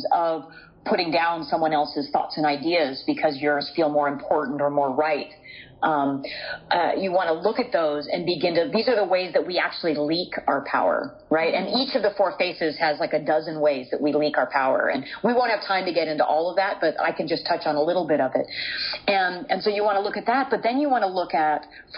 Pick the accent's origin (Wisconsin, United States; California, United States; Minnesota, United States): California, United States; I'm from California